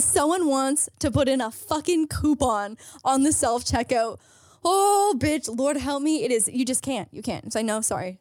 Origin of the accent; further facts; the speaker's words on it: St. Catharines, Ontario, Canada; moved away; Saint Catherine's, my hometown